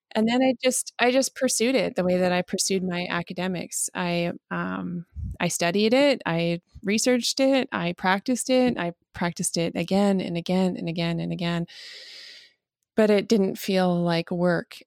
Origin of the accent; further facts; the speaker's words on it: Calgary, Alberta, Canada; I'm from Calgary, Alberta.